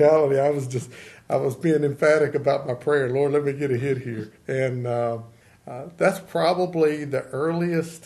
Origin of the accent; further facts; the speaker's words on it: Elkton, Virginia, United States; I grew up right in the town limits of Elkton